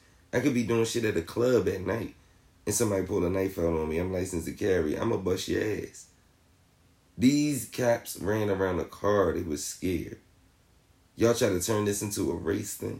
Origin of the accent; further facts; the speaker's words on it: Philadelphia, Pennsylvania, United States; my hometown in Philly